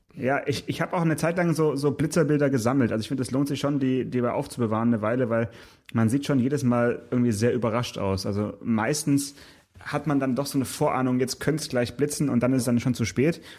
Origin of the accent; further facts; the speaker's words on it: Southern Germany, Germany; bei uns in Süddeutschland